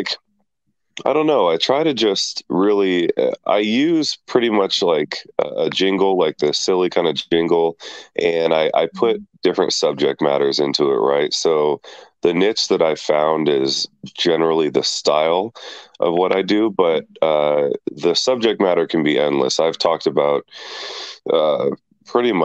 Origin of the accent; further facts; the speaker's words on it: California, United States; I'm from Cali, good old California